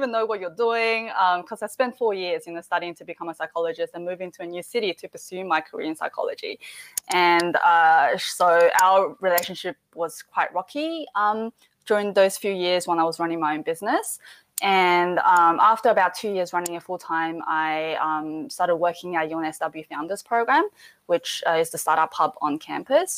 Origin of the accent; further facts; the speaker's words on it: Adelaide, South Australia, Australia; moved away as an adult; now in Sydney, Australia; I grew up in Adelaide, so I started a charity with my best mate back in Adelaide